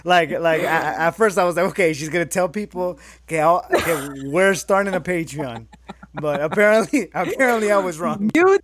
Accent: Mexico City, Mexico; moved away; Porque yo como mexicano, like, I'm from El DF

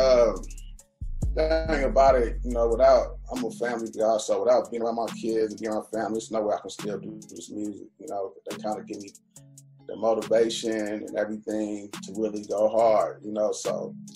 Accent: the Bay Area, California, United States; moved away as an adult; also born or lived in Colorado / Atlanta; now in Los Angeles, United States; now I'm from the Bay, so it's like, that's home to me.

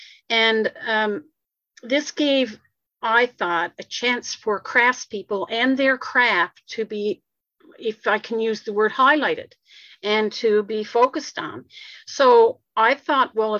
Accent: Corner Brook, Newfoundland and Labrador, Canada; I'm from Cornerbrook on the west coast of Newfoundland and Labrador, and I grew up in Cornerbrook.

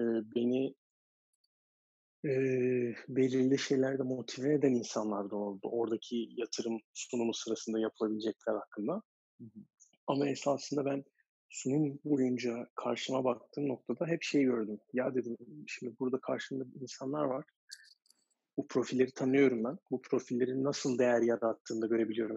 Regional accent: Istanbul, Turkey; moved away as an adult; also born or lived in United States; o zamanlar şu anki Lütfü Kırdar Kongre Merkezi o zamanların spor sergi sarayında basketbol içerisinde büyüyerek hayata gelmişim.

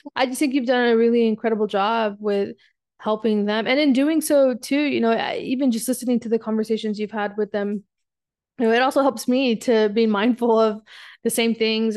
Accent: South Texas, United States; moved away as an adult; also born or lived in San Diego, California; now in North Carolina, United States; I grew up in Texas for most of my life

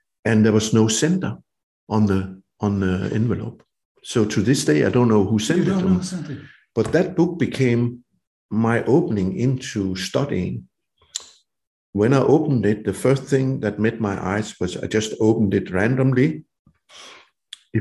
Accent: Denmark; I was roaming my hometown and the woods around it

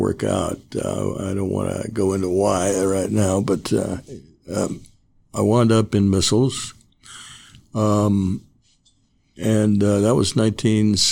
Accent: Commerce, California, United States; now in Ojai, United States; I grew up, it's now called Commerce in Los Angeles, East Los Angeles.

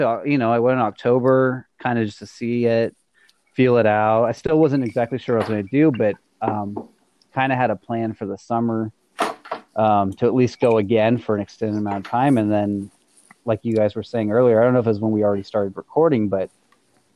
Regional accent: Kerrville, Texas, United States; moved away as an adult; now in Austin, United States; my hometown, Kerrville, where we all met each other

